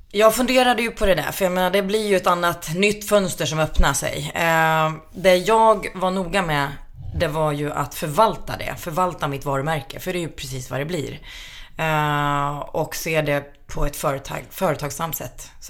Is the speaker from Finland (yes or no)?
yes; Finland; jag är ju finska